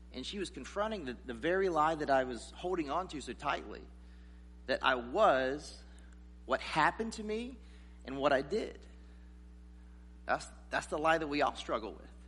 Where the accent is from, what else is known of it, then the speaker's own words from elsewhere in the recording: South Carolina, United States; I grew up in this in the South in South Carolina